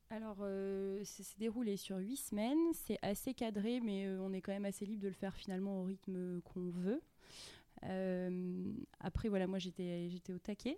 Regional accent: Grasse, Provence-Alpes-Côte d'Azur, France; moved away as an adult; also born or lived in Nice / Montreal; je suis originaire de, de Grasse, dans les Alpes-Maritimes

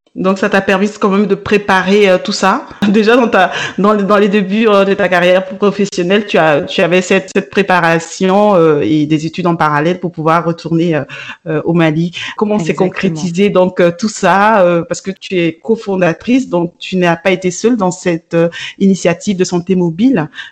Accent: Burkina Faso; moved away; moi, je suis originaire du Burkina

